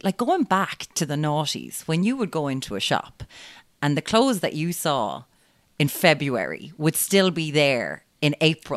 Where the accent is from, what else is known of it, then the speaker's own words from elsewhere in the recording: Limerick, Munster, Ireland; I'm from Limerick and, you know, Stab City, we've got guns now, lads